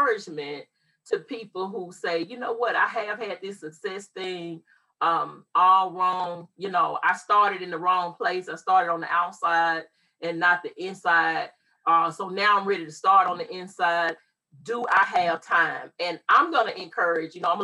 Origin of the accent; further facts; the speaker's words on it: Mississippi, United States; We both were born and raised in Mississippi